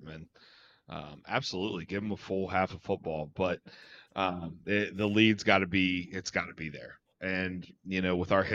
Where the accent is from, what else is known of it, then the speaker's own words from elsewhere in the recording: Ohio, United States; we're both from Ohio